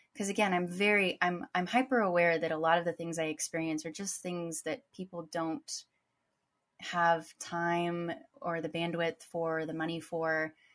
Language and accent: English; United States; I, as an American